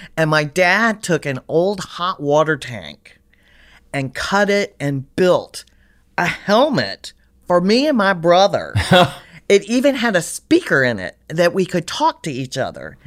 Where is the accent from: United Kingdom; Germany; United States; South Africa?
United States; Richmond, Virginia; moved away; I, I grew up in Richmond, Virginia